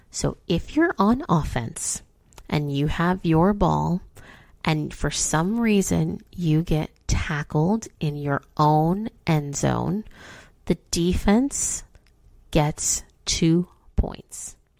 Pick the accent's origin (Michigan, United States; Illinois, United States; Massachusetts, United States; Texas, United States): Illinois, United States; Chicago; now in Cincinnati, United States; I'm from Chicago.